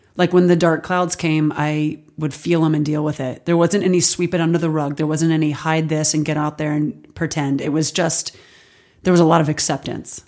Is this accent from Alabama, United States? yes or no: yes; Alabama, United States; now in Los Angeles, United States; I grew up in Alabama